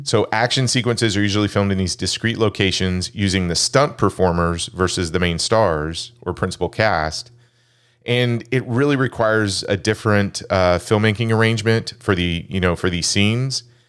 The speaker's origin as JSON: {"language": "English", "country": "United States", "tie": "born or raised there", "said": "an American-born Chinese man"}